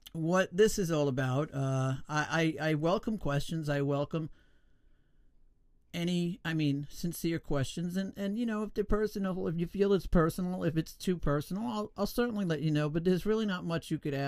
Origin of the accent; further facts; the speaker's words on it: New York, United States; I was born in New York, born and raised